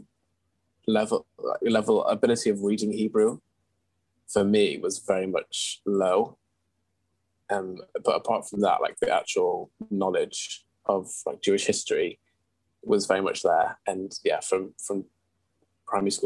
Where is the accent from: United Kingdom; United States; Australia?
United Kingdom; Manchester, North West England; also born or lived in Unsworth; now in London, United Kingdom; I am from Manchester, which is obviously in the north of England. And I sort of grew up in Unsworth between the ages of, I guess, birth and 8 years old